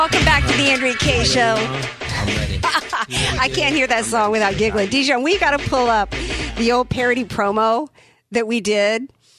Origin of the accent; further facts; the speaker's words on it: the South, United States; now in California, United States; I grew up in the South, and as a Christian down there